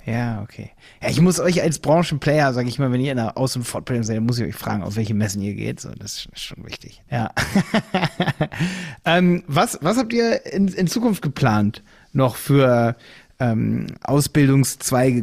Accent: Hildesheim, Lower Saxony, Germany; Ich komme aus Hildesheim bei Hannover

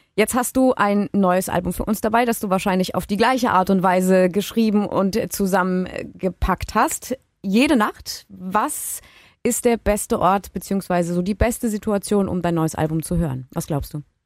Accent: Baden-Württemberg, Germany; bei uns in Baden-Württemberg

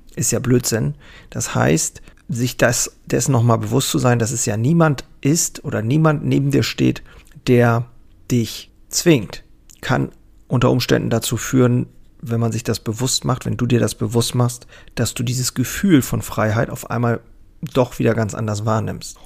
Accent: Germany; hier bei uns in Deutschland

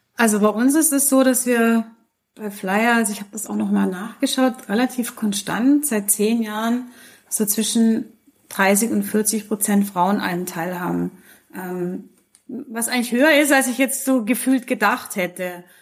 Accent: Switzerland; die wir hier bei uns in der Schweiz haben

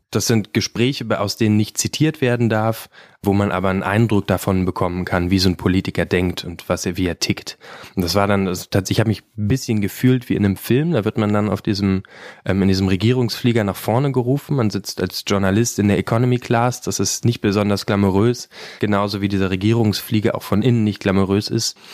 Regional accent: Brandenburg, Germany; ich komme aus Brandenburg

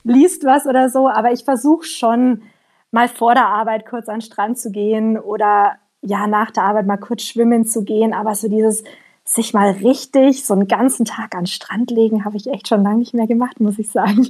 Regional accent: Allgäu, Bavaria, Germany; moved away as an adult; also born or lived in Canada; now in Australia; Ich komme ja auch aus dem Allgäu, ganz unten

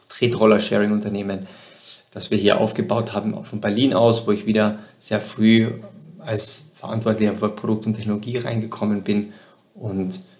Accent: southern Austria, Austria; Ich komme ursprünglich aus Südösterreich, und habe während der Schule schon begonnen mit Webentwicklung und Webdesign

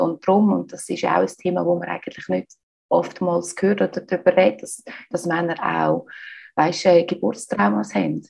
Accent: Switzerland; accent: Swiss German; moved away as an adult; also born or lived in United States; now in Barcelona, Spain; Ich bin ursprünglich aus der Schweiz. Ich lebe aber seit längerer Zeit im Ausland. Das gehört mir auch so ein bisschen an meinem Schweizerdeutsch

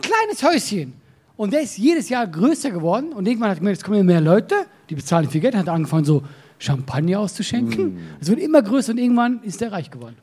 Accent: Solothurn, Switzerland; Bei uns äh, in Solothurn, das ist unsere Stadt, wo ich herkomme

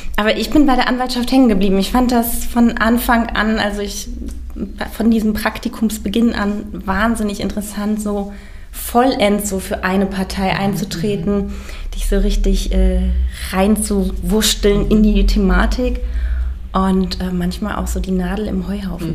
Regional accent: Bad Arolsen, Hesse, Germany; also born or lived in Göttingen / Valencia, Spain; ich komme aus Nordhessen, aus Arolsen

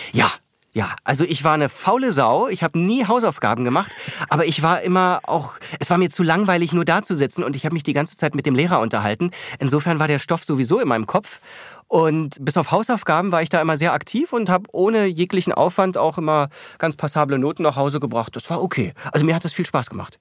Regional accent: Bavaria, Germany; moved away as an adult; also born or lived in New York; now in Berlin, Germany; Dann ist meine Familie nach Bayern gezogen. Äh, und ja, da bin ich dann großenteils aufgewachsen

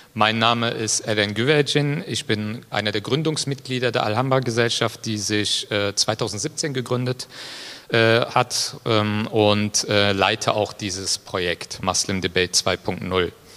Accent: Leverkusen, North Rhine-Westphalia, Germany; als gebürtiger Leverkusener

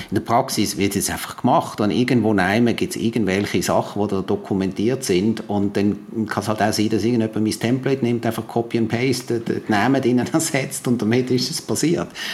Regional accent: Switzerland; bei uns in der Schweiz

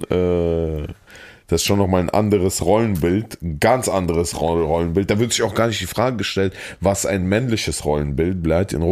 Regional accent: Saarland, Germany; accent: Saarland; die Leute meinen, ich habe so einen krassen Akzent und ich konnte nicht, weil im Saarland ist so krass, ne?

